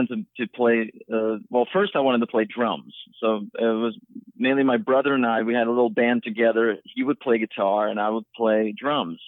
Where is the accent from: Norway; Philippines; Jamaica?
Norway; Trondheim, Trøndelag; moved away as an adult; now in Los Angeles, United States; I was born and raised in Norway. I grew up in a town called Trondheim, which is the third largest city.